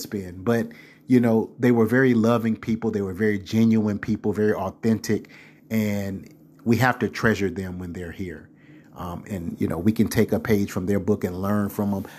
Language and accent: English; South Carolina, United States; growing up in South Carolina